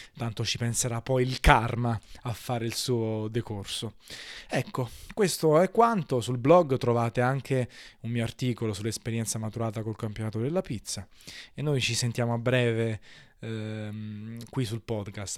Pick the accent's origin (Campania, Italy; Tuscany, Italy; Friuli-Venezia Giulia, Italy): Campania, Italy; Naples; da napoletano